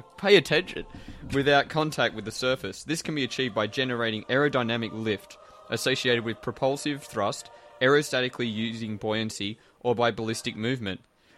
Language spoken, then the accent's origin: English; Australia; Well, I'm actually from Australia, I'm not from the UK.